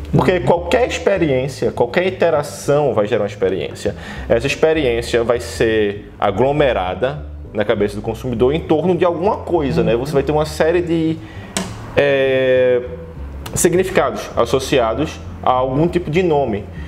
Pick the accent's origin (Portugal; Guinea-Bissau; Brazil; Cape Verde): Brazil; Recife, Pernambuco; now in São Paulo, Brazil; como recifense